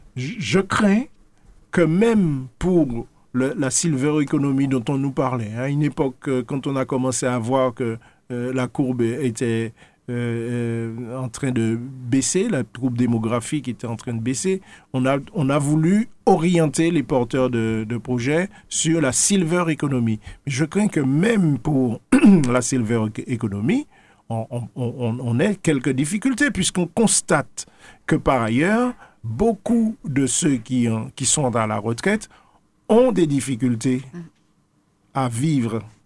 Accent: Martinique; nous sommes Martiniquais

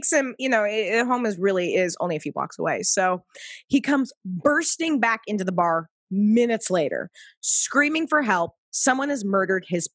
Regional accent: Pacific Northwest, United States; moved away; also born or lived in East Coast, United States; I lived back east for a decade. I consider myself in some form a little bit of a New Yorker, but I was born in the Pacific Northwest

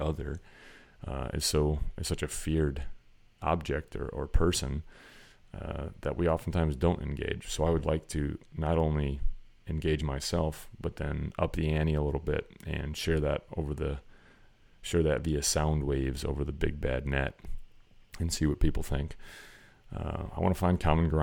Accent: Wisconsin, United States; the culture of the place I grew up in Wisconsin

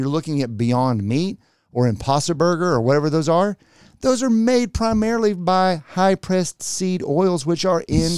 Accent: Texas, United States; I'm from Texas.

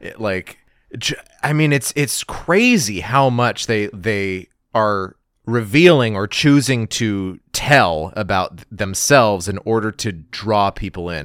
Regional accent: Gallup, New Mexico, United States; my hometown, Gallup, New Mexico

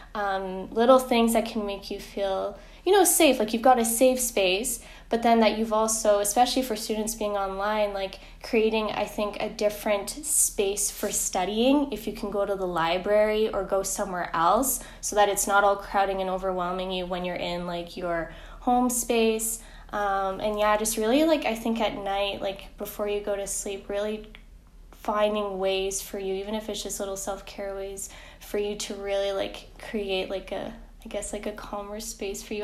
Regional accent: Canada; moved away as an adult; I'm actually from Canada. I'm here as an international student to do my master's

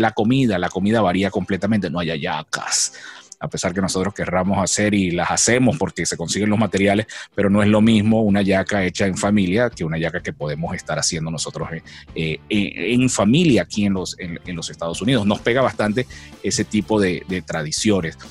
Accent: Venezuela; moved away as an adult; now in United States

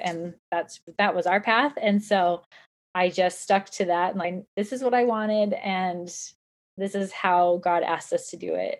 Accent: Southern California, United States; now in Utah, United States; I live in Utah, but I was raised in Southern California

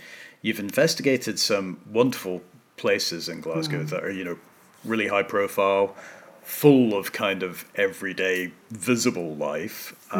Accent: Hong Kong; I was brought up in Hong Kong. And we were living in this building called Green Lane Hall.

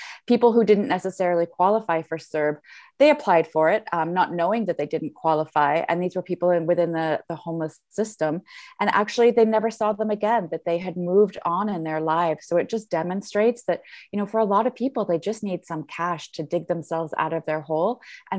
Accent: Ottawa, Ontario, Canada; now in Vancouver, Canada; So I live in Vancouver, but I'm from Ottawa.

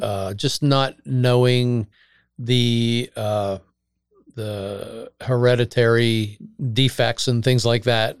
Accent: Bucks County, Pennsylvania, United States; born or raised there

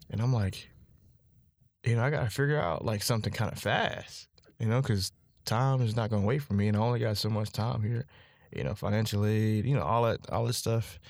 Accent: Charlotte, North Carolina, United States; I'm from Charlotte, North Carolina, seven zero four.

